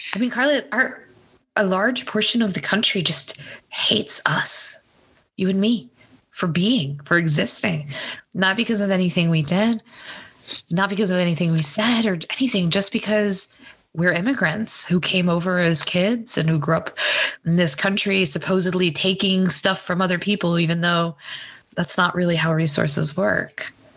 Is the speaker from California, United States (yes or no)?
no; Texas, United States; I grew up in Texas